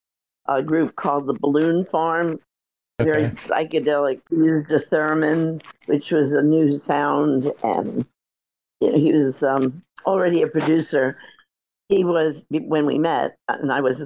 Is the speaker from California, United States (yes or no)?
no; New York City, New York, United States; also born or lived in Long Island; I was born in Queens, and my parents moved to several, you know, Long Island and New York